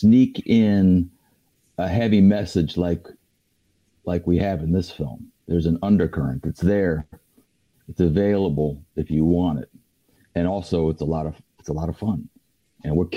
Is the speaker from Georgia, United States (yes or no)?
no; Oakland, California, United States; I'm from Oakland.